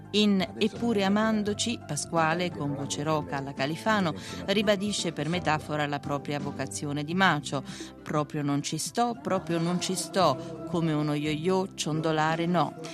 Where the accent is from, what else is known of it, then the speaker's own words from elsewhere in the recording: Rome, Lazio, Italy; born there; Sono nato a Roma il 31 maggio del 1944.